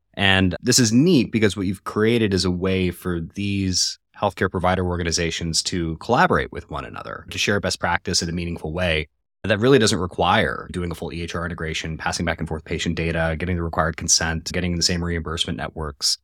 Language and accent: English; Colorado, United States; I'm from Colorado originally